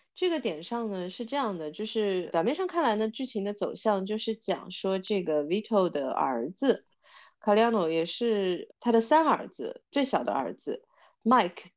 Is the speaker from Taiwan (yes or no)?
no; China; 我觉得我们中国人会特别有共鸣感